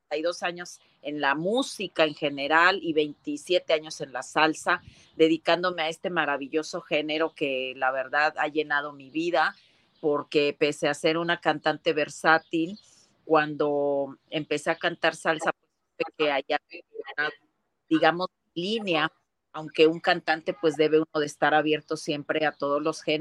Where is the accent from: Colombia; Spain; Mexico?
Mexico; Acapulco, Guerrero; Acapulco Guerrero, sin embargo, mucha gente, bueno, ahora ya digo con orgullo que estamos reconocidos la raza afroamericana en México